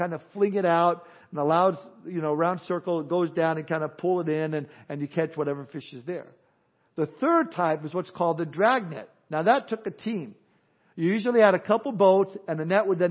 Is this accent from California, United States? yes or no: yes; Southern California, United States; Growing up in Southern California